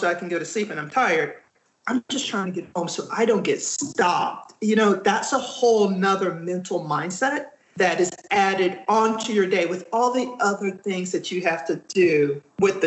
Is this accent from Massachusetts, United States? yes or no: no; Texas, United States; moved away; also born or lived in Louisiana; I grew up in Texas